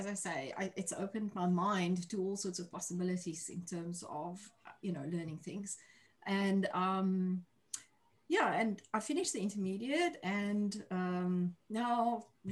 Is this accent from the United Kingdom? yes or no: no; South Africa; moved away as an adult; now in New Zealand; I'm originally from South Africa, as you can hear from my accent. I'm currently living in New Zealand. I've been here for 3 years